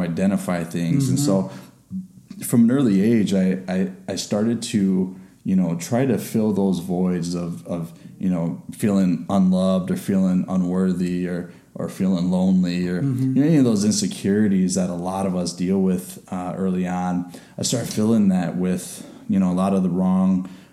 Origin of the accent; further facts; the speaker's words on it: Chicago, Illinois, United States; I was born in Chicago. You know, grew up through a lot of hardship